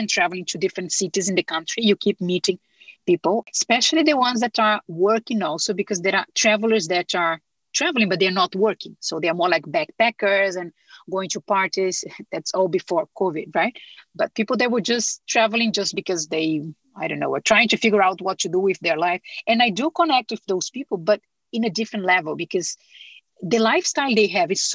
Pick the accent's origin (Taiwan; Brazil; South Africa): Brazil; moved away; I'm from Brazil